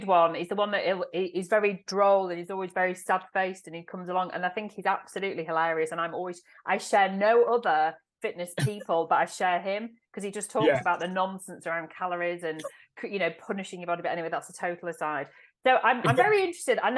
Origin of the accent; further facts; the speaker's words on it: Manchester, North West England, United Kingdom; my hometown in Manchester